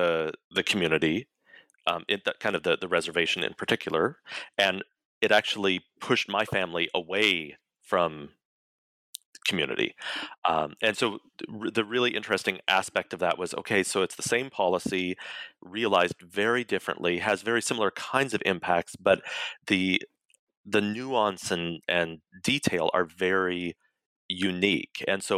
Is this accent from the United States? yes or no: yes; Colorado, United States; So I'm a Cherokee Nation citizen. I was born and raised in Colorado.